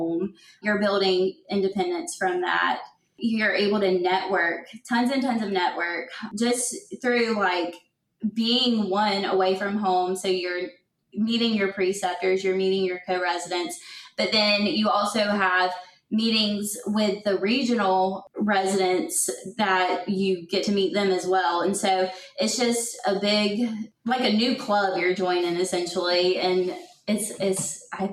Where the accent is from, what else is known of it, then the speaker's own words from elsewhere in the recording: South Carolina, United States; my home state of South Carolina